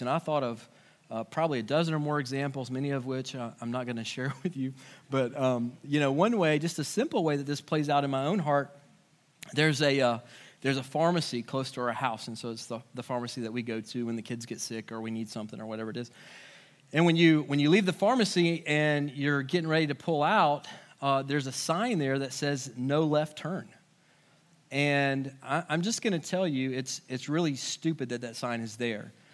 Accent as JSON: {"language": "English", "country": "United States", "said": "it's doubly hard sometimes for us as Americans because our whole culture is built on the idea of individualism"}